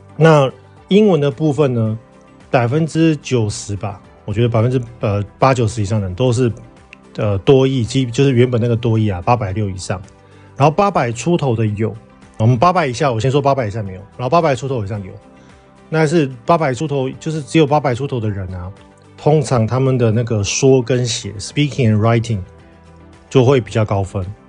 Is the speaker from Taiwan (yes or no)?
yes; Taiwan; now in Kuwait; 我们台湾人去泰国其实要落地签嘛